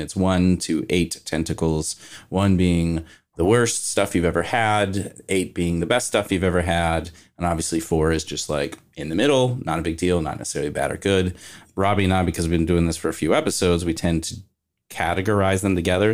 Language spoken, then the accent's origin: English; Kentucky, United States; moved away; I'm actually from Kentucky